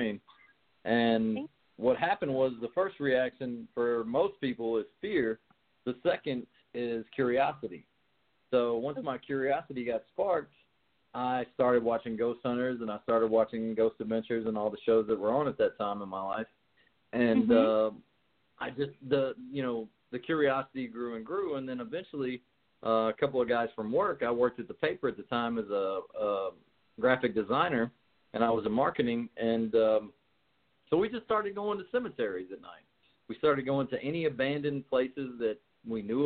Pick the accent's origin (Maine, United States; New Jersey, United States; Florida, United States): New Jersey, United States; We're both from Jersey. We're both Portuguese